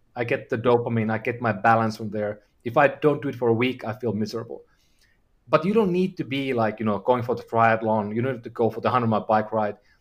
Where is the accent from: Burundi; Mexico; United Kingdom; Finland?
Finland; I'm from, I'm from Finland